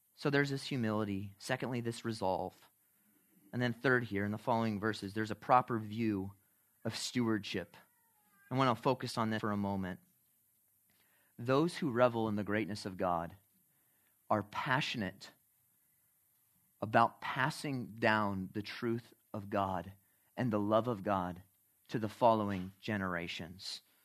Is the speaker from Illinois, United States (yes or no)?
yes; Chicago, Illinois, United States; when I was growing up in Chicago